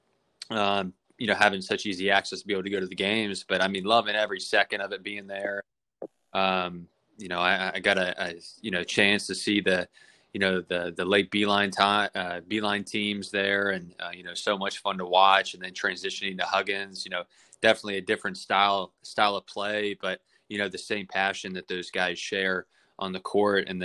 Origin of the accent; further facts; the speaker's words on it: Morgantown, West Virginia, United States; moved away as an adult; now in Latrobe, United States; I grew up in Morgantown.